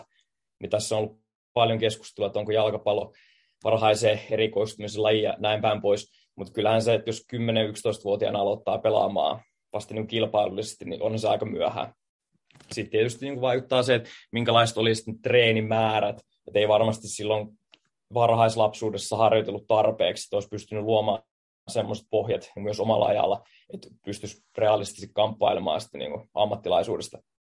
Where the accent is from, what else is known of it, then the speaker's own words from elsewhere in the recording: Finland; moved away as an adult; now in Tallinn, Estonia; Mä tuun Suomesta JIKosta